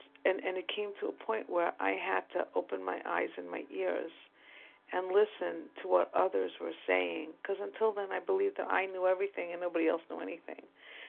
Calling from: New York, United States; from New York.

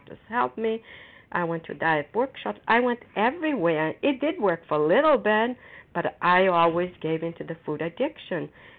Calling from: Foxborough, Massachusetts, United States; recovered compulsive overeater, and I'm calling from Foxborough, Massachusetts.

